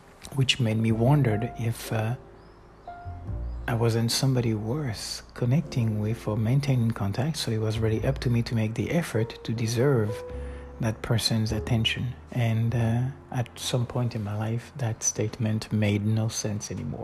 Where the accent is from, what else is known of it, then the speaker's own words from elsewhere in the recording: Florac, Occitania, France; moved away; still lives in a home where I grew up from 81 in Florac